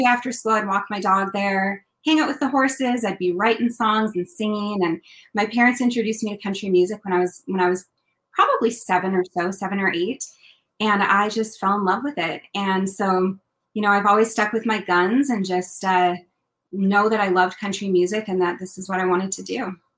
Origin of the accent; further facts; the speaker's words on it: Kelowna, British Columbia, Canada; I grew up in a place called Kelowna, BC, in the Okanagan